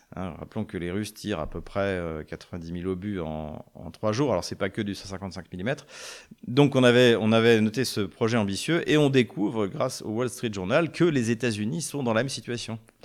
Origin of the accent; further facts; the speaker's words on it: France; en tant que Français